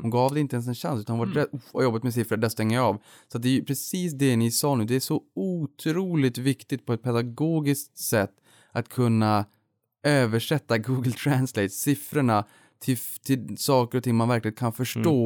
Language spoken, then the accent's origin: Swedish; Boden, Norrbotten County, Sweden; moved away; Unga Aktiesparare fanns ju inte i Boden där jag växte upp